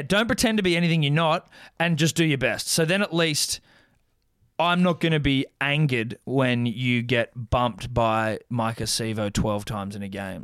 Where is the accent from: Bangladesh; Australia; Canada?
Australia